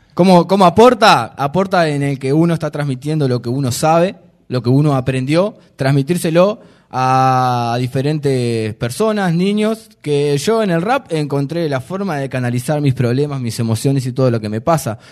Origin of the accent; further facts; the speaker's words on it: Montevideo, Uruguay; nosotros somos de Malvin Norte